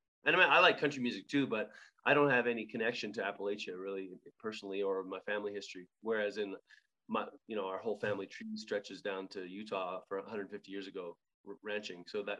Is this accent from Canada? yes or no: yes; Alberta, Canada; born or raised there